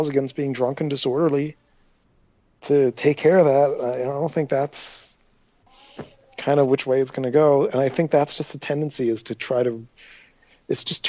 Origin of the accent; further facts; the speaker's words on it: Atlantic City, New Jersey, United States; growing up in Atlantic City